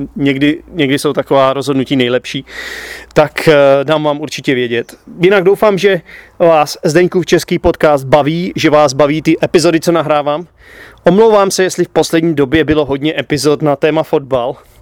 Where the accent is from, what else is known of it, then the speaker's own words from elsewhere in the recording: Czechia; já jako Čech, jako každý správný Čech